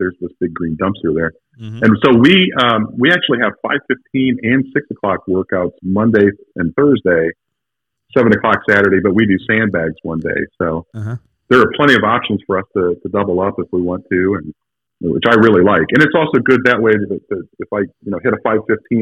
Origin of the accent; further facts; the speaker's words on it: Ohio, United States; moved away as an adult; also born or lived in Dallas, Texas / Knoxville, Tennessee; I was very fortunate to get a job back here in Ohio, just about, like I said, half an hour from my hometown